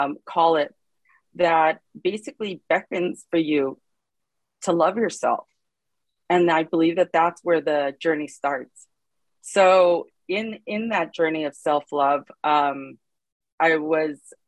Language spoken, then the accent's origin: English; Los Angeles, California, United States; I'm from Los Angeles, California